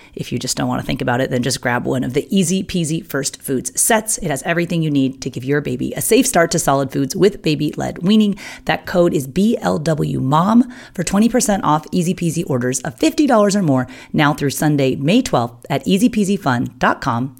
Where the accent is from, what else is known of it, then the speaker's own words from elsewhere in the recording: Poway, California, United States; my hometown of Poway, California